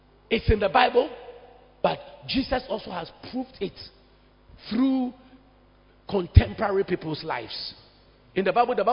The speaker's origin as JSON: {"language": "English", "town": "Accra", "region": "Greater Accra", "country": "Ghana", "tie": "born or raised there", "said": "When I was a young boy on Accra High Street there, Barclays Bank area, now it's called Absa"}